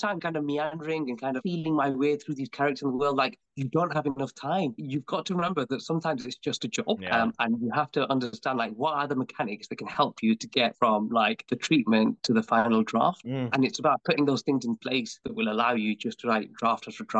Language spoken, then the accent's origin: English; United Kingdom; born there; as a British born artist, there's so much more I have to offer